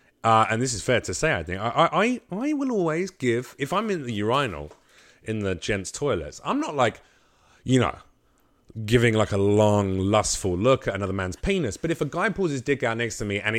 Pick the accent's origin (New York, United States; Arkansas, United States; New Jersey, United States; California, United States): Arkansas, United States; I'm from Arkansas.